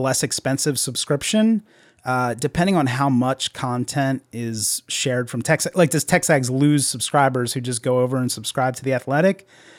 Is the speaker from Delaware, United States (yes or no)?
yes; Delaware, United States; I grew up in Delaware.